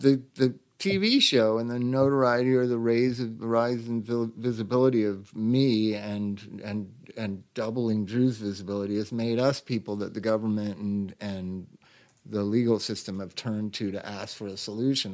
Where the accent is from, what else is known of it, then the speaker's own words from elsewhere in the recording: Los Angeles, California, United States; I'm born and raised in this town